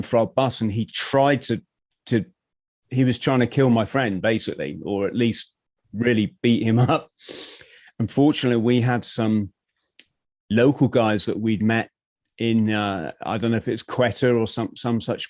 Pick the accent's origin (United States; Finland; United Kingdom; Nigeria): United Kingdom; England; as a English guy